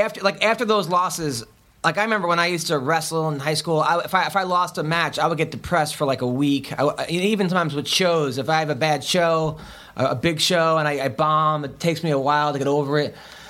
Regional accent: Long Island, New York, United States; I grew up in Long Island

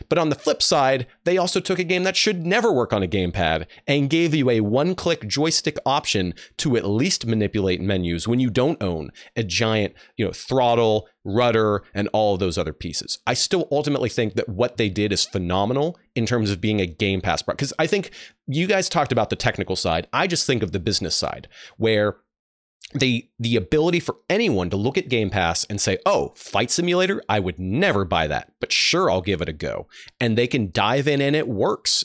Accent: Dallas, Texas, United States; I was raised in Dallas, Texas

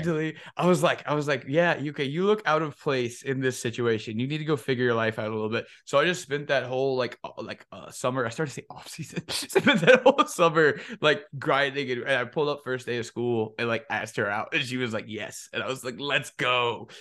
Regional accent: Chicago, Illinois, United States; growing up in Chicago

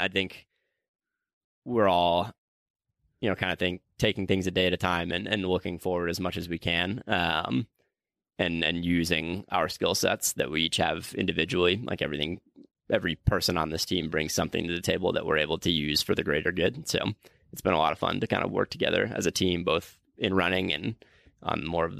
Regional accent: Hopkins, Minnesota, United States; also born or lived in Des Moines; So I'm originally from Hopkins, Minnesota, is where I went to high school, and then went to Drake University down in Des Moines, Iowa.

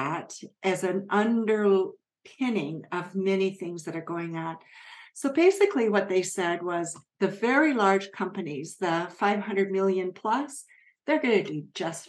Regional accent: Japan; moved away; I grew up in Japan

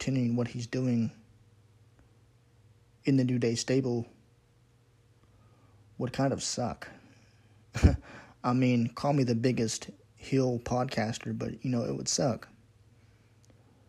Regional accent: Pittsburgh, Pennsylvania, United States; I'm from Pittsburgh myself

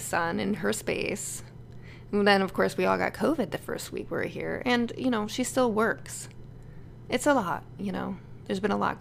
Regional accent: Connecticut, United States; moved away as an adult; now in Los Angeles, United States; move my family back to Connecticut

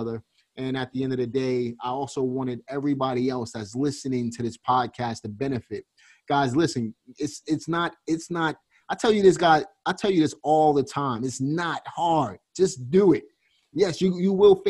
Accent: New York City, New York, United States; also born or lived in Reading, Pennsylvania; now in Greensboro, United States; I'm from Brooklyn

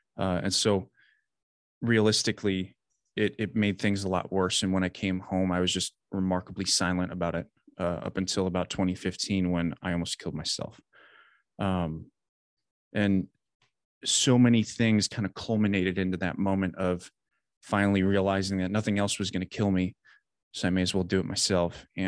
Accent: Wisconsin, United States; I grew up in Southern Wisconsin, kind of always lived there.

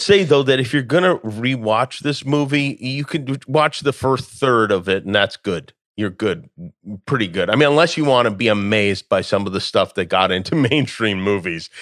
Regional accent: Las Vegas, Nevada, United States; moved away; growing up in Las Vegas

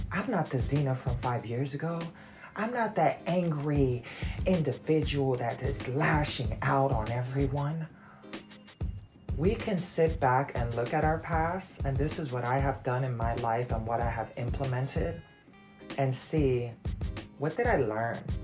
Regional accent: New York, United States; moved away as an adult; now in Virginia, United States; I'm from New York, so it wasn't really the hood

